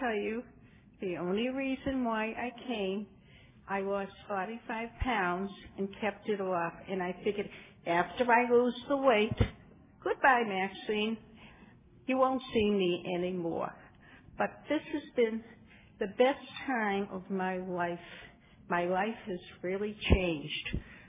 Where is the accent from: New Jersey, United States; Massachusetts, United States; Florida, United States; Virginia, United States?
Massachusetts, United States; now in California, United States; And I came from Massachusetts, and I moved to California in 1979.